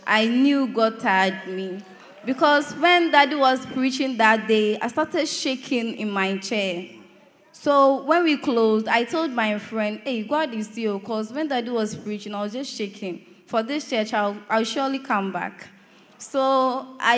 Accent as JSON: {"language": "English", "town": "Kumasi", "region": "Ashanti", "country": "Ghana", "moved": "yes", "said": "When I go home, I'm from Kumasi"}